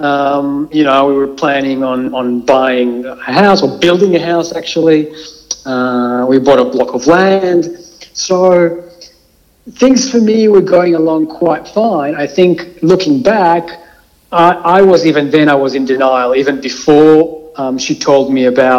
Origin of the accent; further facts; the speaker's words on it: Israel; moved away as an adult; now in Melbourne, Australia; I was born in Israel